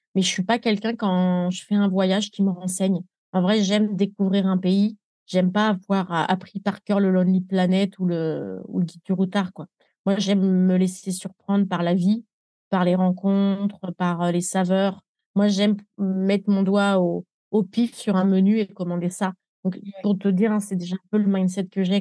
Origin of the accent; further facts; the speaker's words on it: France; moved away as an adult; also born or lived in Nepal; je suis née en France